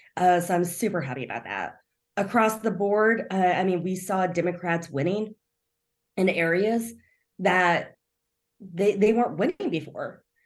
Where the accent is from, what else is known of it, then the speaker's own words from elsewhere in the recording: rural Kansas, United States; also born or lived in South Korea; now in Kansas City, United States; I actually grew up in rural Kansas. Uh, I was adopted, so I, I'm adopted from South Korea.